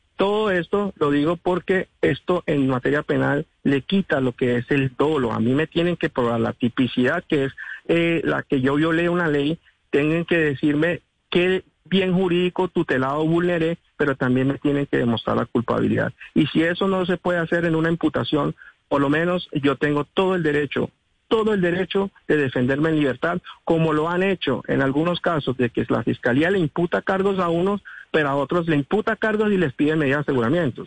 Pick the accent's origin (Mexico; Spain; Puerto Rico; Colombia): Colombia; San Andrés, San Andrés and Providencia; first language San Andrés Creole; Spanish is a second language; Yo soy un hombre raizal. Yo nací en una familia raizal, aquí hablamos español, criol